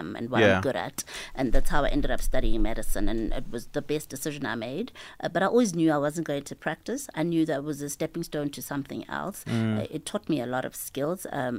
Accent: Mabopane, Gauteng, South Africa; also born or lived in Hebron, North West, South Africa; I moved in with my parents in Mabubani when I was about 3 years old, and I started school when I was four at a primary school in Mabubani

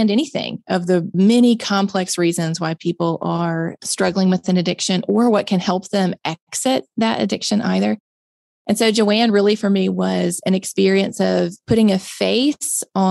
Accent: Mississippi, United States; born and raised in Mississippi

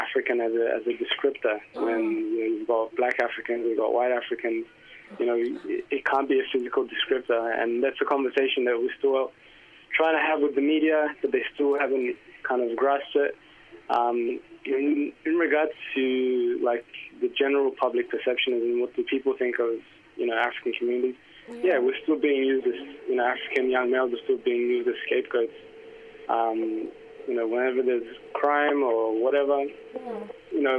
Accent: Melbourne, Victoria, Australia; I grew up in Housing Commission Estates in Flemington.

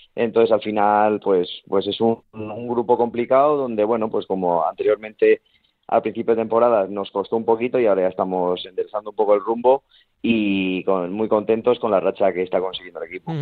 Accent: Valladolid, Castile and León, Spain; now in Zamora, Spain; también estoy cerquita de, de Valladolid, de donde soy yo de mi gente

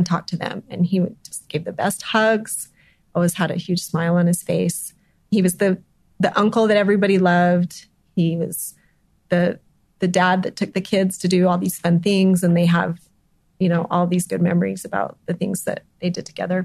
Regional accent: Scipio, Utah, United States; I grew up actually in Scipio

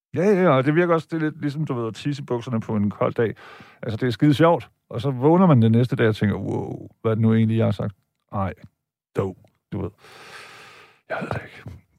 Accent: Vejle, Southern Denmark, Denmark; mig og min bror, da vi voksede op i Vejle i 70'erne

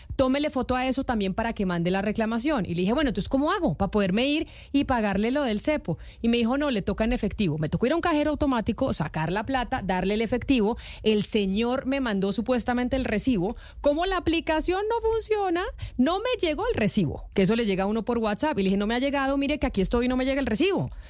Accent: Bogotá, Colombia; yo como bogotana

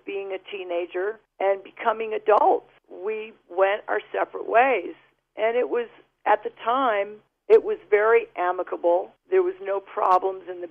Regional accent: United States; also born or lived in United Kingdom; I'm an American resident. I've been an American resident since I was 4 years old.

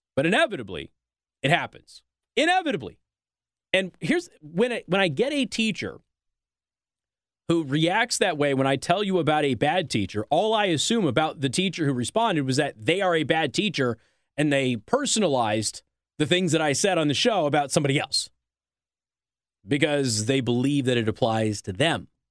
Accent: Clark County School District, Nevada, United States; I'm from Clark County School District

